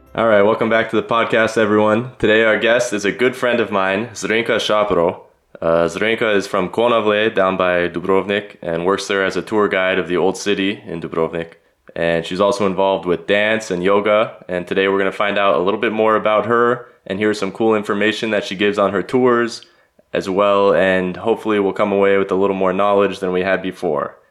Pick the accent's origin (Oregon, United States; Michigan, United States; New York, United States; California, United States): California, United States; Los Angeles; moved away as an adult; now in Zagreb, Croatia; Born and raised in Los Angeles, I'm now living in Zagreb and studying the Croatian language